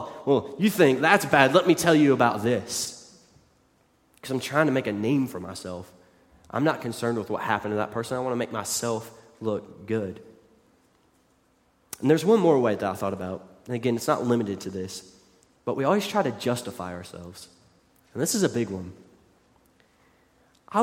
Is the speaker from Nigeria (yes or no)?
no; West Virginia, United States; moved away; growing up in West Virginia